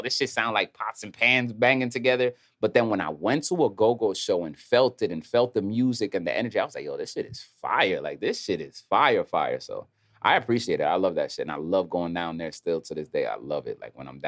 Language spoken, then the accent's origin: English; New Jersey, United States; also born or lived in Harlem, New York; I'm from uptown. I was raised in Jersey.